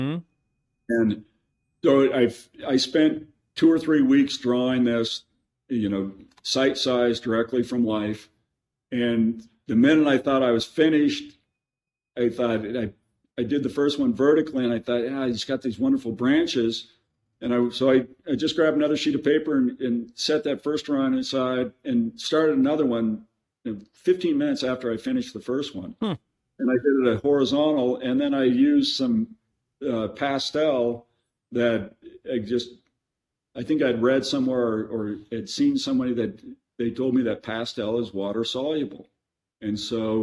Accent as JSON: {"language": "English", "town": "Sheridan", "region": "Wyoming", "country": "United States", "tie": "born or raised there", "said": "I grew up in Sheridan, Wyoming"}